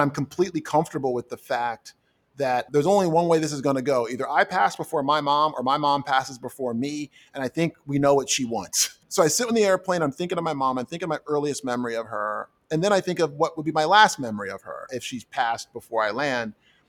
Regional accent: New Jersey, United States; I grew up in South Jersey, lower middle class, mother and father kind of thing.

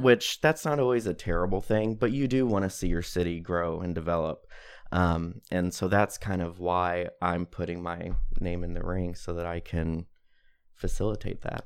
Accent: Greenville, Illinois, United States; also born or lived in Decatur, Illinois; I grew up in Greenville, lived here, went, you know, went to all the schools here, graduated from Greenville High School in twenty thirteen

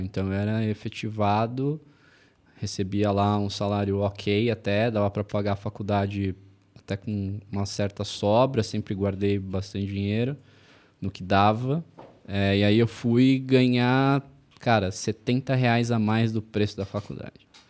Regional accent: São Paulo, Brazil; eu sou de São Paulo, sou nascido e criado em São Paulo

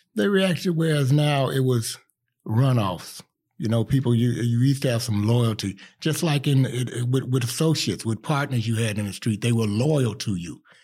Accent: Chicago, Illinois, United States; I'm from Chicago, West Side, East Side, you name it, I claim it

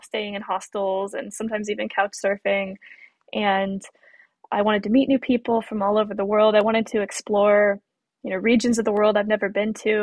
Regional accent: United States; being American too. I I rely on my employment for health insurance

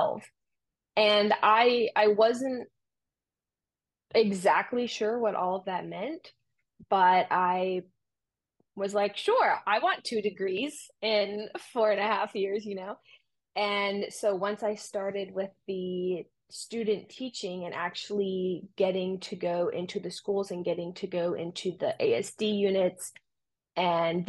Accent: Romania; moved away; I grew up in Romania

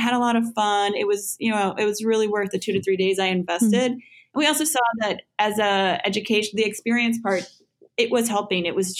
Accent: Texas, United States; moved away as an adult; also born or lived in Houston / Dallas; now in New York, United States; I'm from Texas originally. I'm not a native New Yorker and I've only been in New York for 2 years.

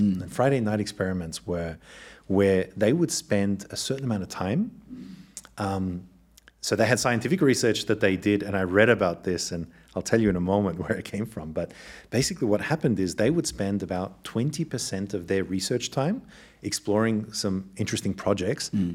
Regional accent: Australia; accent: Australian; moved away; also born or lived in Germany; as you can tell from the accent, I'm originally Australian and um, born to two Eastern European parents. And I was actually born in Australia

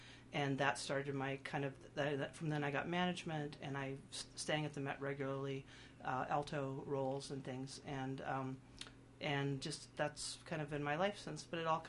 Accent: Northfield, Minnesota, United States; I grew up here in Northfield, the town has been such a huge part of why I do what I do.

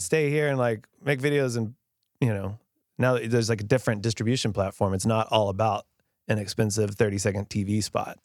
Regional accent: Grapevine, Texas, United States; I grew up in Grapevine

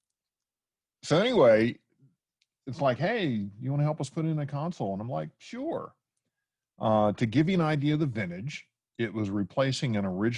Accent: Washington, District of Columbia, United States; moved away as an adult; also born or lived in Dallas, Texas; I'm originally from the Washington, D.C. area

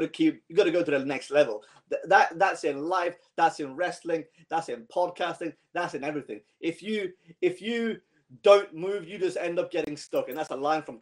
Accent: Iran; I'm from Iran

